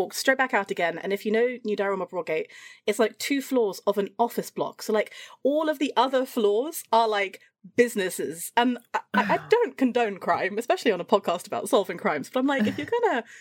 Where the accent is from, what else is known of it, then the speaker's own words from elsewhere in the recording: Shropshire, West Midlands, United Kingdom; moved away as an adult; now in London, United Kingdom; I was from Shropshire. I was from the countryside. I grew up on a mountain.